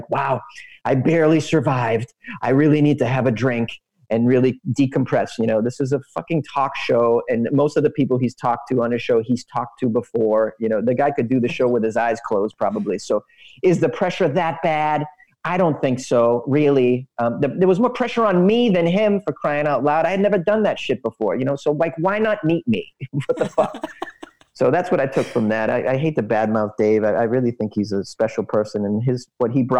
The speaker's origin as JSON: {"language": "English", "country": "United States", "tie": "born or raised there", "said": "I grew up in the United States"}